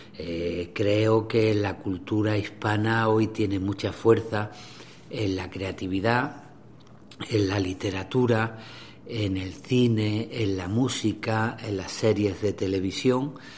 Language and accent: Spanish; Granada, Andalusia, Spain; yo nací en Granada, la ciudad de Federico García Lorca.